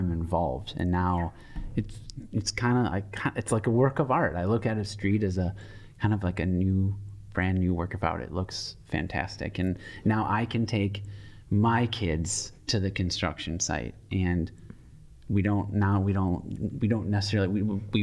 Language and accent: English; Hartland, Wisconsin, United States; now in Madison, United States; I grew up in a suburb of Milwaukee, Heartland